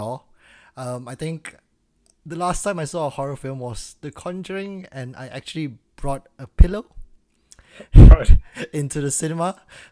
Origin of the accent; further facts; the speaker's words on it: Malaysia; I'm Malaysian